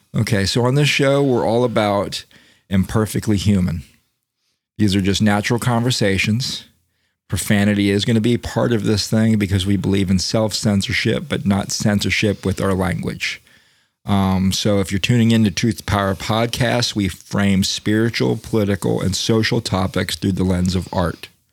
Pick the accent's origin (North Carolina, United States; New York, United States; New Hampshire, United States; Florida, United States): Florida, United States; Daytona Beach; I grew up in Daytona Beach